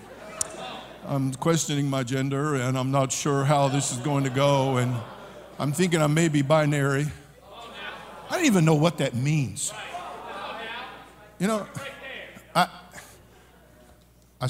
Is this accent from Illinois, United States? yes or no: no; California, United States; I'm born and raised in California. I'm a native Californian